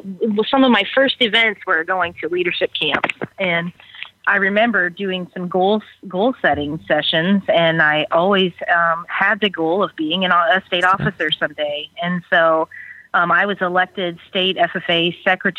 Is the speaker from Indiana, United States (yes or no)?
yes; Fowler, Indiana, United States; So I grew up on a grain and livestock farm in Benton County, Indiana. Fowler, Indiana was my hometown